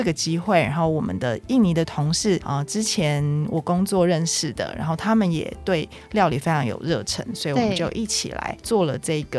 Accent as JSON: {"language": "Chinese", "town": "Taipei", "country": "Taiwan", "said": "身为台北人"}